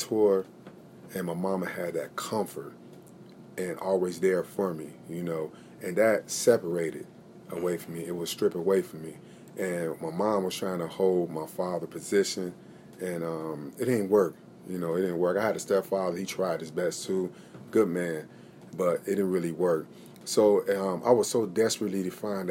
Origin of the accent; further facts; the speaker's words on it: Chicago, Illinois, United States; now in Syracuse, United States; I'm originally from Chicago, Illinois, yes. And my parents came from Haiti.